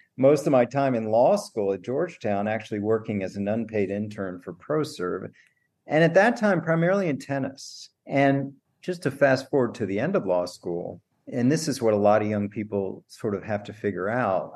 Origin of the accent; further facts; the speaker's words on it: Washington, District of Columbia, United States; moved away as an adult; also born or lived in Stanford / Boston / Green Bay; I grew up in Washington D.C.